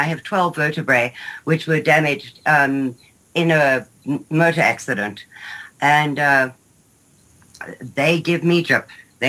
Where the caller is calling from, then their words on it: Texas, United States; I'm calling from Texas.